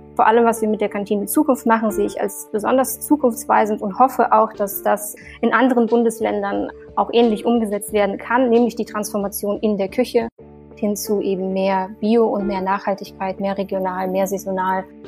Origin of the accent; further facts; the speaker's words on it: Siberia, Russia; moved away; ich bin ähm, in Sibirien aufgewachsen